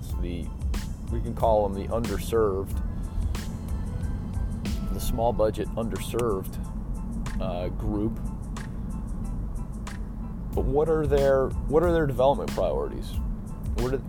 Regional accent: Chicago, Illinois, United States; I'm from Chicago

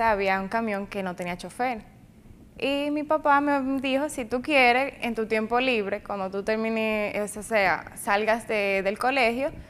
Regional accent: Jánico, Santiago, Dominican Republic; Eh, nací aquí en Santiago, pero soy de Jánico.

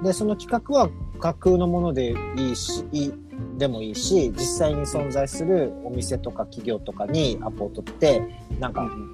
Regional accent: Okinawa, Japan; 僕沖縄の人

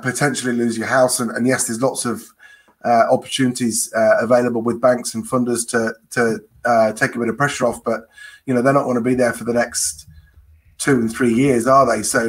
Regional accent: United Kingdom; moved away as an adult; also born or lived in New Zealand; now in Auckland, New Zealand; I'm not a Kiwi originally. I'm a Brit originally, and I've made this place my home over the last 20 years.

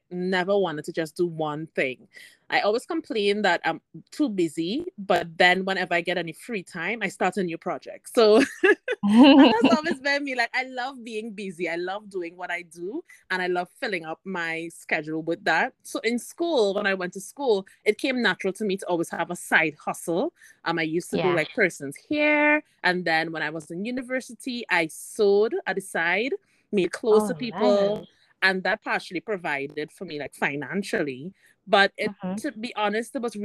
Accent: Trinidad & Tobago; moved away as an adult; now in Alberta, Canada; So I'm located in Alberta, Canada. But I'm originally from Trinidad and Tobago

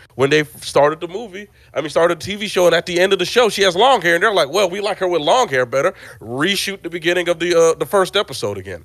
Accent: Nigeria; I am Nigerian

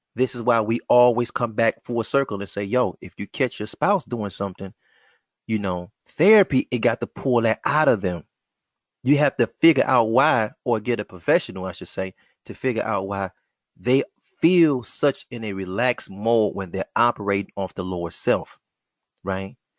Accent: United States; Black American males raised, born, living, moving in the wilderness of North America

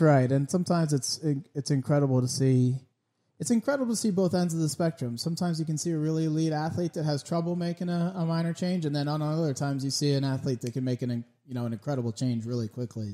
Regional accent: Connecticut, United States; I was raised in Connecticut

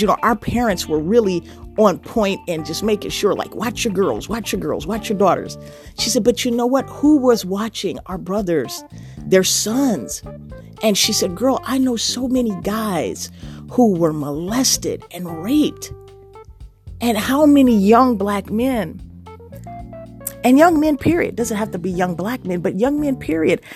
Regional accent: Chicago, Illinois, United States; being a Chicagoan, true blue, born and raised

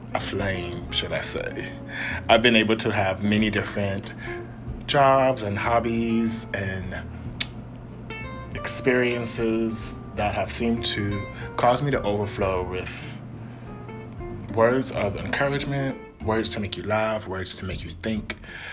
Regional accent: Bay Area, California, United States; I am from the Bay Area, born and raised.

